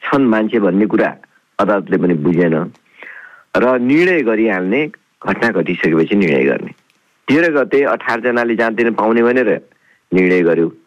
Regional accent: Chaurpati Rural Municipality, Achham District, Sudurpashchim Province, Nepal; अछाम जिल्लाको चौरपाटी गाउँपालिका जो मेरो गाउँपालिका हो

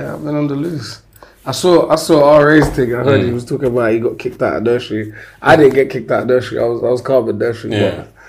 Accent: London, United Kingdom; I'm from Ballance Road. You know I'm from Ballance Road, but I'm from Jamaica, innit?

